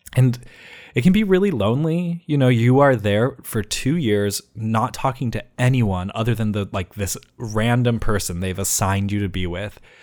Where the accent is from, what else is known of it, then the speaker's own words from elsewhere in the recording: Ohio, United States; both of my parents actually are from Utah, but I was raised in Ohio